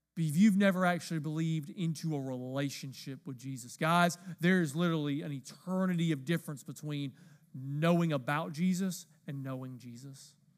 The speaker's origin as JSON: {"language": "English", "region": "the South", "country": "United States", "said": "I'm from the South"}